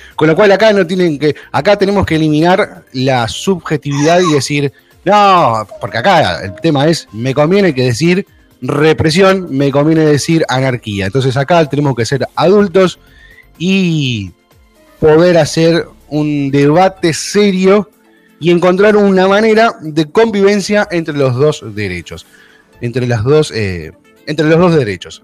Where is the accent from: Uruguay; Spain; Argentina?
Argentina; cómo somos los argentinos, le buscamos la vuelta